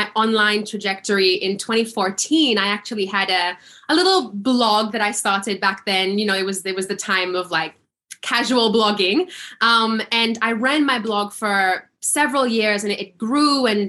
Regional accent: Seychelles; also born or lived in London; I was born and raised here in the Seychelles Islands and I studied law in London

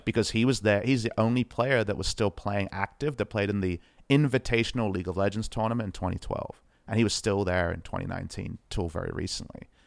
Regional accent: Australia; as an Aussie boy

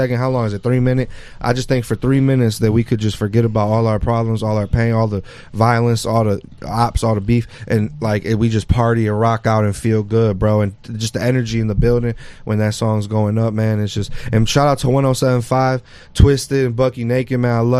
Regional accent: Detroit, Michigan, United States; also born or lived in Mexico City; I'm really from Detroit

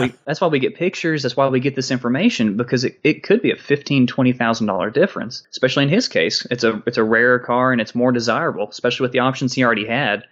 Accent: Maryville, Tennessee, United States; I grew up in Maryville, Tennessee

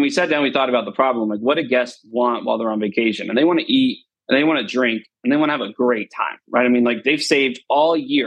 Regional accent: Destin, Florida, United States; moved away as an adult; also born or lived in Nashville; Destin area, like, yeah, it's kind of my town, right? It's where I, you know, grew up here.

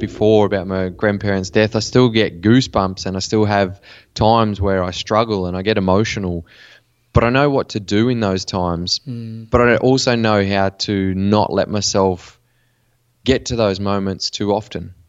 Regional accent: Western New South Wales, Australia; I grew up in Western New South Wales in Australia in a small country town

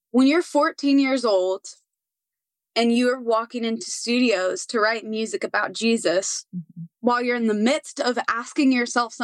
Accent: Nashville, Tennessee, United States; I am a born and raised Nashvillean.

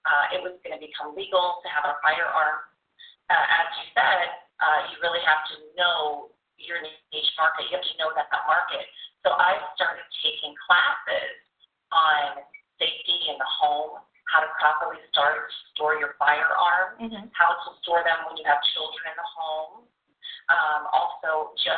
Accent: the South, United States; moved away as an adult; also born or lived in Louisiana / Texas; now in Chicago, United States; I was raised in Louisiana and Texas

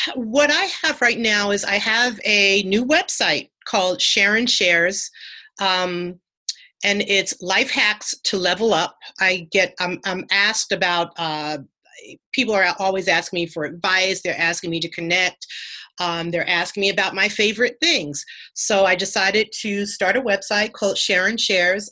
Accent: Mount Vernon, New York, United States; I'm from Mount Vernon, New York

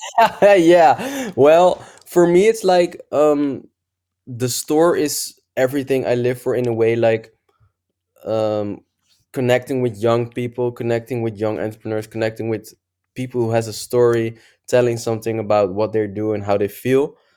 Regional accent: Netherlands; I'm from Netherlands.

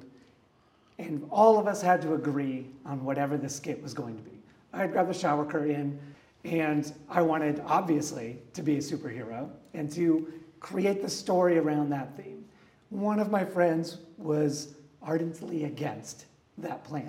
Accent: West Michigan, United States; now in Fort Worth, United States; I grew up in Michigan, in West Michigan

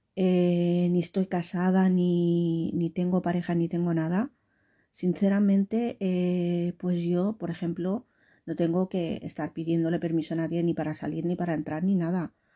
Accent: Valencian Community, Spain; accent: Valencian; tengo el acento valenciano

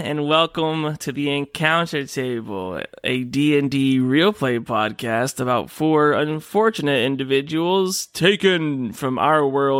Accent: Michigan, United States; Hey, I'm a Michigander.

